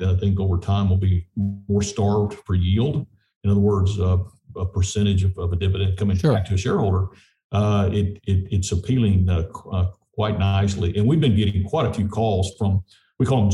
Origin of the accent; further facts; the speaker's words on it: southeast New Mexico, United States; I spent most of my childhood in southeast New Mexico